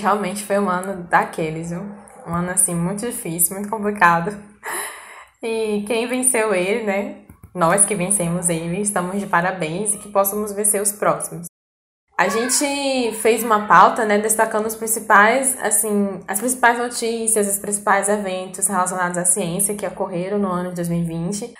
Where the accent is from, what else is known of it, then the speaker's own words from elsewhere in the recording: Northeast Region, Brazil; nós somos do Nordeste